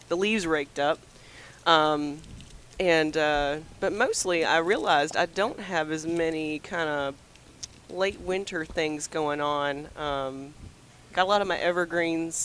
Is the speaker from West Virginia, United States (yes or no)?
no; Belmont, North Carolina, United States; moved away as an adult; now in Lee County, United States; I grew up in Belmont, just west of Shelby